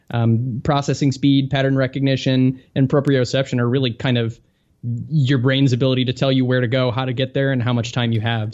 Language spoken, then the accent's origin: English; just south of Chicago, Illinois, United States; I grew up just a little bit south of Chicago